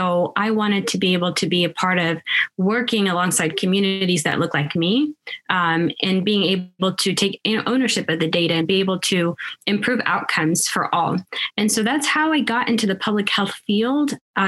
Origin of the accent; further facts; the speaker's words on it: Seattle, Washington, United States; also born or lived in Sudan; now in Kansas, United States; I was born in Sudan and moved to the States in 1999. And so, moving from Northeast Africa to Seattle, where I kind of grew up as well, and then to Kansas in 2004